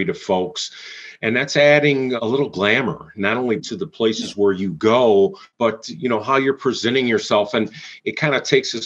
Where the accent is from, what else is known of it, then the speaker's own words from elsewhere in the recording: Mount Clemens, Michigan, United States; I am growing up in Michigan, in Mount Clemens, Michigan